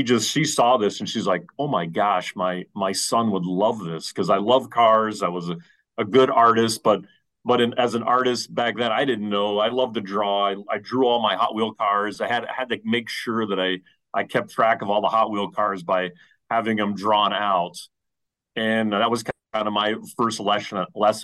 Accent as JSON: {"language": "English", "region": "New Jersey", "country": "United States", "said": "I'm from the East Coast, from New Jersey"}